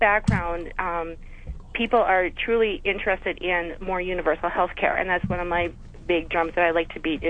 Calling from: North Dakota, United States; I'm calling from North Dakota, which has a very strong socialistic background, very big history in socialism.

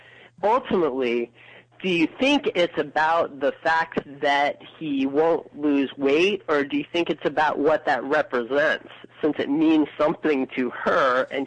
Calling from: Chicago, Illinois, United States; I'm calling from Chicago.

